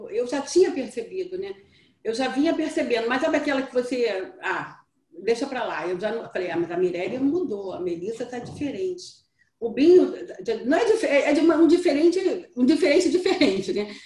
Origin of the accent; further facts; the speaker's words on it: Brazil; eu descobri que eu não era brasileira